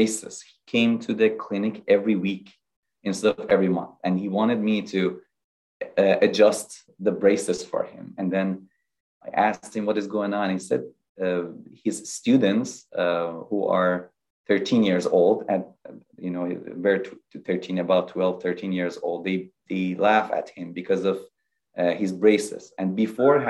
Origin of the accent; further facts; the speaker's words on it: Iran; moved away as an adult; I am originally from Iran. I did dentistry in Iran, and then I did residency in orthodontics in Iran